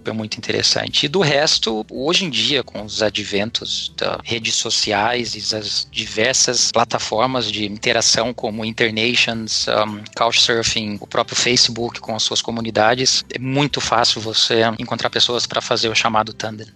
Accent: Lençóis Paulista, São Paulo, Brazil; moved away as an adult; now in Munich, Germany; eu sou do interior de São Paulo, cidade Lençóis Paulista, perto de Bauru

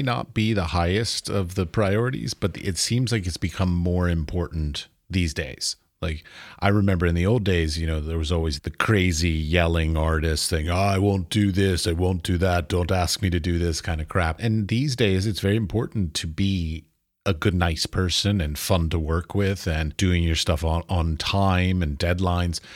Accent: United States; I'm American

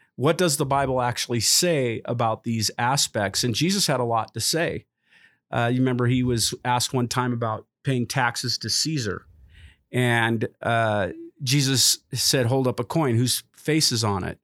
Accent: United States; as an American

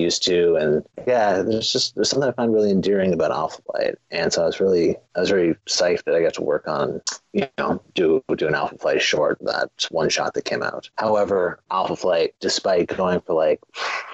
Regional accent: Canada; I am Canadian

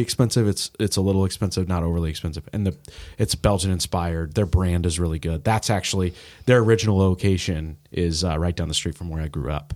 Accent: Indianapolis, Indiana, United States; now in Cincinnati, United States; I grew up in Indy

